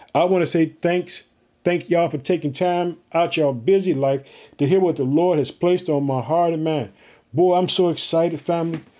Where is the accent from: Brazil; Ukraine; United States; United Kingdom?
United States; Illinois; we are heard in the state of Illinois, which is my home state